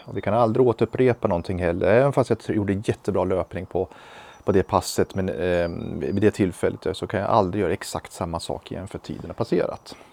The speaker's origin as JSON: {"language": "Swedish", "country": "Sweden", "tie": "born or raised there", "said": "född här i, i Sverige"}